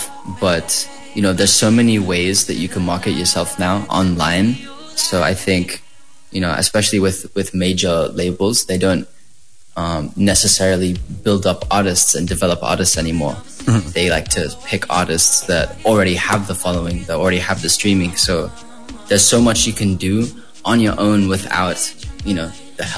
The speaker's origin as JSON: {"language": "English", "country": "Philippines", "said": "I am a Filipino artist"}